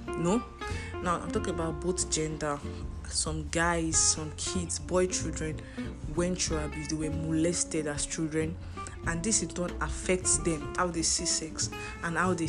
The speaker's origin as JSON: {"language": "English", "country": "Nigeria", "said": "As a Nigerian student"}